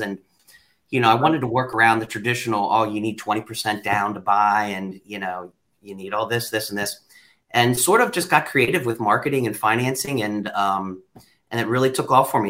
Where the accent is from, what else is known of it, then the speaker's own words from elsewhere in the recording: York, Pennsylvania, United States; a kid that was born and raised in York County, Pennsylvania.